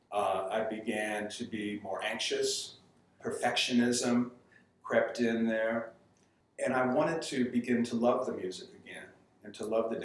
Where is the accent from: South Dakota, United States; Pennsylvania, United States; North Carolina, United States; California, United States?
North Carolina, United States; Charlotte; moved away as an adult; also born or lived in Greensboro, North Carolina / Winston-Salem, North Carolina; now in New Orleans, United States; I grew up in Charlotte, went to school there